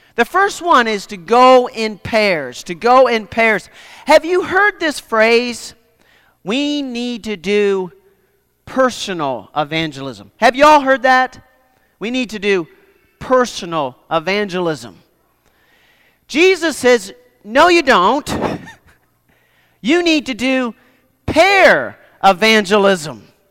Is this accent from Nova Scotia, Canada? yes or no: yes; Nova Scotia, Canada; I grew up in Nova Scotia, Canada